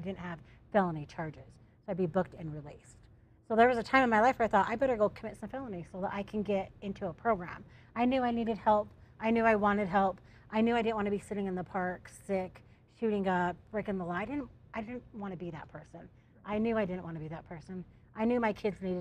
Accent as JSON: {"language": "English", "region": "Utah", "country": "United States", "said": "I'm from Utah."}